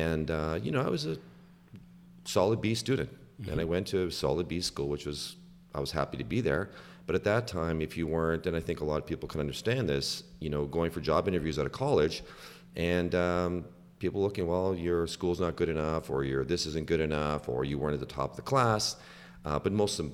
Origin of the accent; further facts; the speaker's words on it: Canada; moved away as an adult; also born or lived in Toronto, Canada / Northern California, United States; Born and raised in Canada, educated in Canada, went to university for a long time from Toronto. And I left Canada in 1990